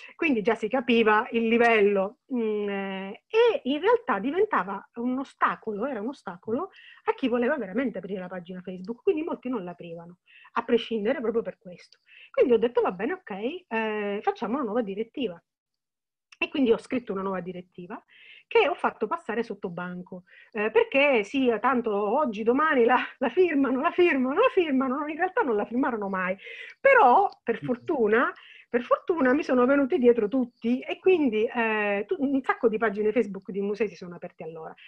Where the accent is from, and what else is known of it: Sicily, Italy